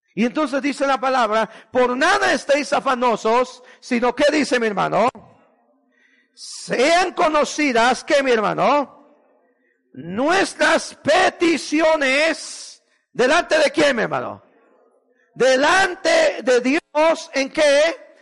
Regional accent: Guatemala; moved away; fui a Guatemala viví una experiencia horrible, hermano, en mi tierra

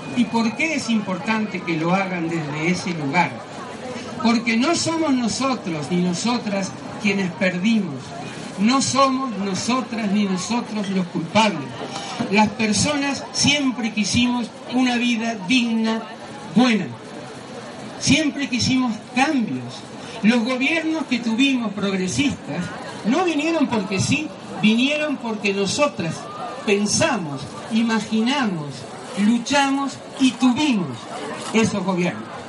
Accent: Uruguay; Yo no lo digo como uruguaya

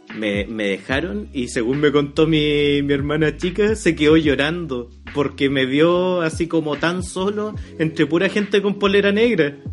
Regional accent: Yumbel, Biobío, Chile; mí me dicen guaso solo porque soy de Yumbel.

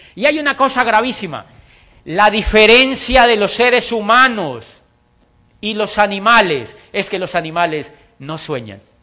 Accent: Colombia; also born or lived in Popayán, Colombia / Europe; yo estoy feliz en mi país. Me siento orgulloso de vivir en mi país.

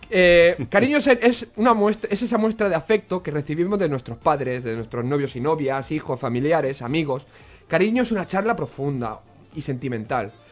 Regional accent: Rubí, Catalonia, Spain; En mi pueblo, en Rubí, el, el, alojamiento, el, oh, perdón, el ayuntamiento montó, atención, una carpa en la plaza de la iglesia

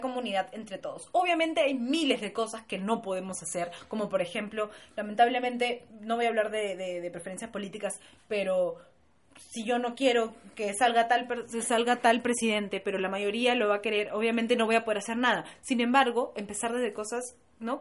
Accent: Peru; estoy orgullosa de ser peruana

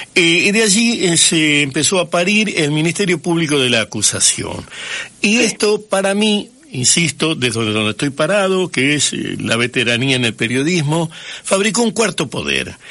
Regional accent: Santa Fe, Argentina; yo soy nacido en Santa Fe, hincha de Colón

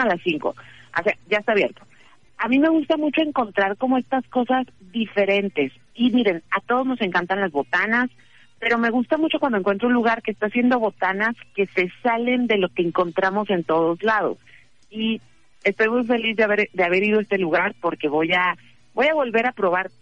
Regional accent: northern Mexico, Mexico; somos de rancho, somos bien norteñas

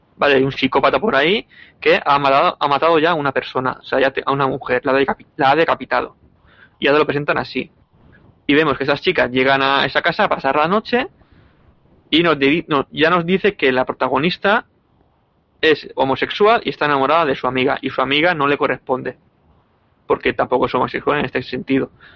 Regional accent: Alicante, Valencian Community, Spain; como alicantino que soy.

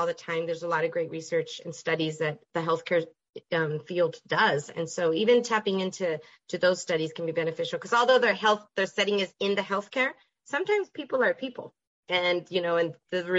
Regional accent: El Paso, Texas, United States; moved away as an adult; I'm originally from El Paso, Texas.

